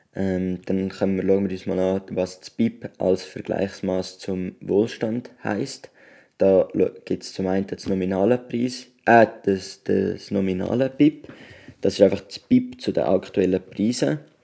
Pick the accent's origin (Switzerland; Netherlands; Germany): Switzerland; wenn wir als Schweizer Bürger